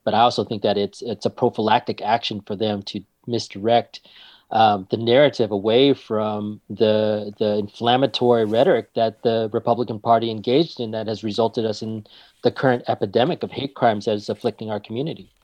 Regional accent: Marysville, California, United States; I grew up in Marysville, which is about forty-five minutes north of here

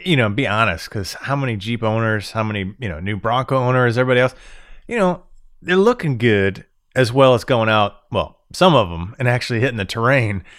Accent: Florida, United States; moved away as an adult; now in Michigan, United States; Born and raised in Florida my whole life, I moved up to Michigan.

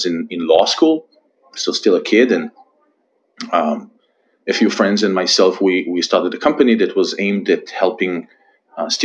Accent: Israel; moved away as an adult; I was born and raised in Israel. You can probably still hear it from my accent. I'm here for about 15 years, something like that, followed my wife.

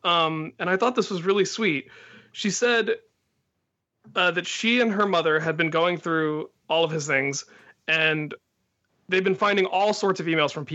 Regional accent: Loveland, Ohio, United States; moved away; growing up in Loveland

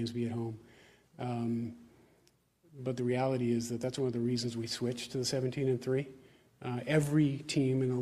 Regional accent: Pittsburgh, Pennsylvania, United States; I grew up in Pittsburgh, Pennsylvania

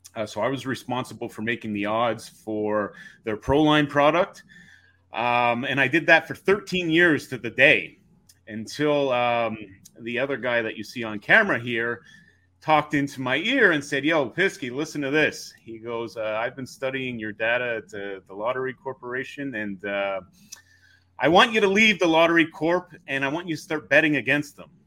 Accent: just outside Montreal, Quebec, Canada; now in Toronto, Canada; we grew up just outside Montreal

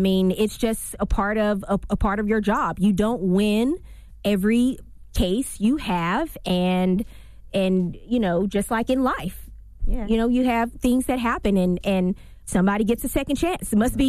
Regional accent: Louisiana, United States; My parents didn't graduate from college. So we didn't know anybody. And I'm from Louisiana.

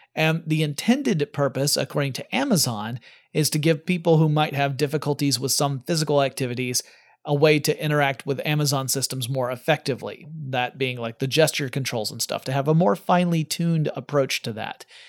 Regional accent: United States; I'm American

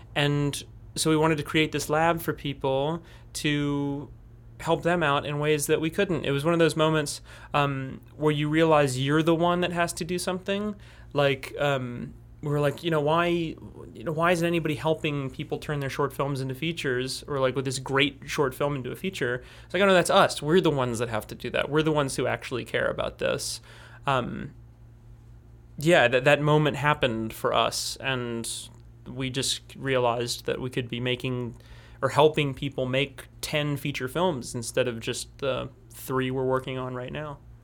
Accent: New Orleans, Louisiana, United States; I'm a filmmaker from New Orleans, Louisiana

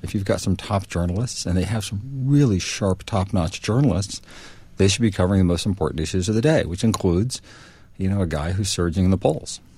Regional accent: New Haven, Connecticut, United States; I grew up in New Haven, Connecticut

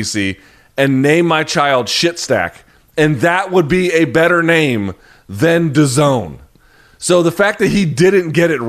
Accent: Washington, District of Columbia, United States; my hometown of Washington, D.C.

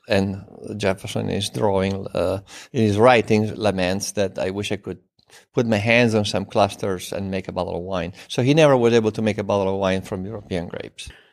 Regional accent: Turin, Piedmont, Italy; English is a second language; moved away; I was born in Torino, in the northwest of Italy, just an hour west of the French border. in a family of winemakers

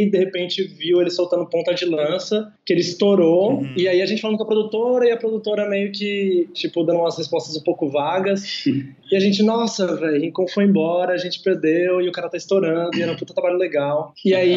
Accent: Recife, Pernambuco, Brazil; Hoje a gente está para se mudar para o Rio de Janeiro nos próximos meses, mas a gente é daqui de Recife.

